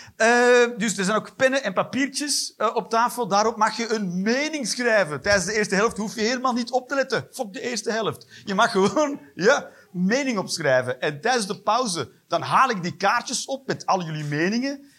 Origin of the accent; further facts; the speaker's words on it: Flanders, Belgium; En ik ben een Vlaming